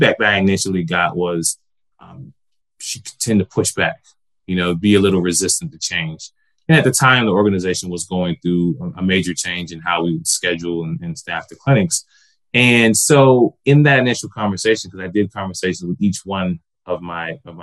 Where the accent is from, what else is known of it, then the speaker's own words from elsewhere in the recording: Georgia, United States; moved away as an adult; also born or lived in Des Moines, Iowa / Tampa; I'm originally from Georgia